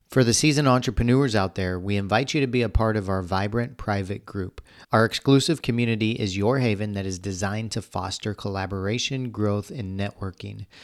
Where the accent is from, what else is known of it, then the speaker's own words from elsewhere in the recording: Missouri, United States; I grew up in Missouri, so much different environment